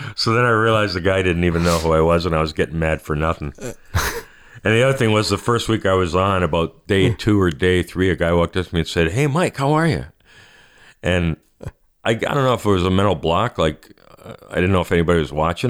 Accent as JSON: {"language": "English", "country": "Canada", "said": "I'm Canadian"}